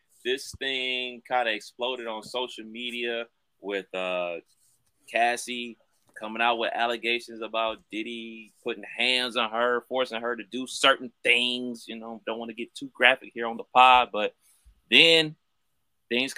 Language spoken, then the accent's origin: English; New York, United States; we had a typical New York slang